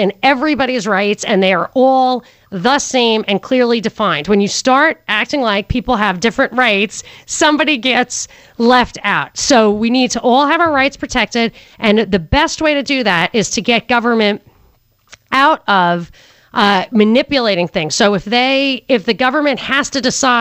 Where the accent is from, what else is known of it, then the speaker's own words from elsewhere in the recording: New York, United States; I'm from New York.